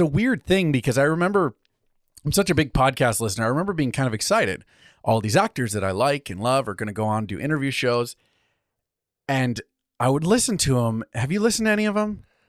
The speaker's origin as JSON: {"language": "English", "country": "United States", "said": "Us good Italian heritage. so, we're American"}